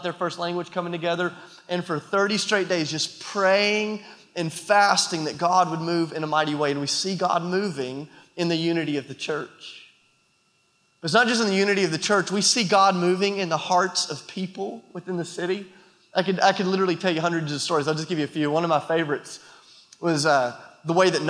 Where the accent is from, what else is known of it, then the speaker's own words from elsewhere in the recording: United States; also born or lived in Nashville, Tennessee; I'm an American